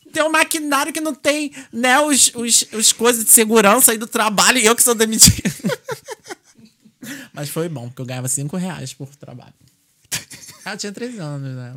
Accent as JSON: {"language": "Portuguese", "country": "Brazil", "moved": "yes", "lives_now": "Ireland", "said": "como era a minha vida no Brasil"}